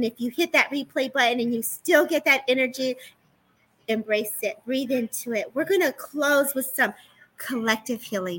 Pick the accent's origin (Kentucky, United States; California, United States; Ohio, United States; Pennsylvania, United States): California, United States; And I'm a Cali girl. So, I'm watching you, what you're saying, because I'm only an hour from LA.